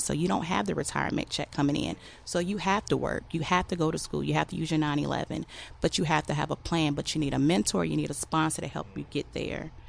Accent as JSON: {"language": "English", "town": "Norfolk", "region": "Virginia", "country": "United States", "tie": "born or raised there", "said": "I grew up in Norfolk, Virginia, and I've been surrounded by the military my entire life."}